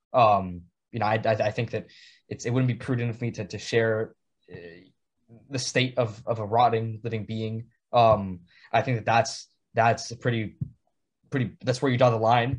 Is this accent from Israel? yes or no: no; San Juan, Puerto Rico; moved away as an adult; now in New Haven, United States; from San Juan, Puerto Rico, born and raised on the island